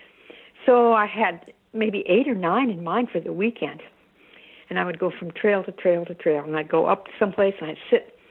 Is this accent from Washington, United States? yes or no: yes; Seattle, Washington, United States; I was born in Seattle, and I've lived here all my life.